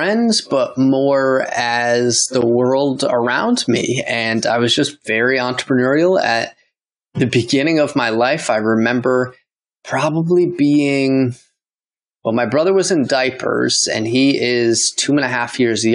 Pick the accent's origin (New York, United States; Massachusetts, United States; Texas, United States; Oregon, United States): New York, United States; Poughkeepsie; moved away as an adult; now in Costa Rica; upstate near Poughkeepsie